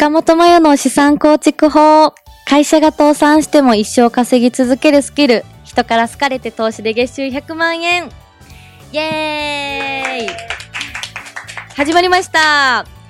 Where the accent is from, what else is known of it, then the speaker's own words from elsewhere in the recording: Osaka, Japan; 私はですね、大阪生まれ、大阪育ちなんですけども